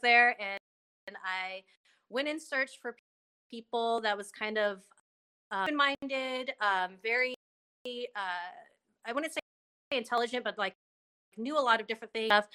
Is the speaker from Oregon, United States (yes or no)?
no; Bay Area, California, United States; I grew up in the Bay Area, um, I lived there till I was around eleven